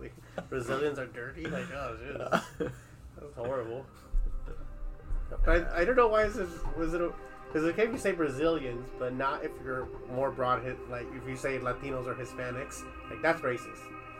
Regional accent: Southern California, United States; I'm from California

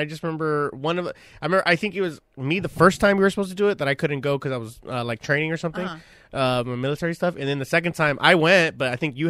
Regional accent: Long Beach, California, United States; I'm from LA. And if I tell them Long Beach to them or Compton or Paramount, to them it might as well be Beverly Hills or Hollywood.

